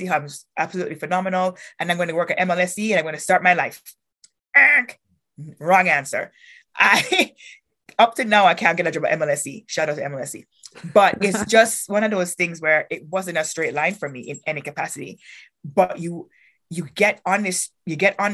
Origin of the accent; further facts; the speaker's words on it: Kingston, Jamaica; moved away as an adult; also born or lived in North Dakota; now in Canada; born and raised in Kingston, Jamaica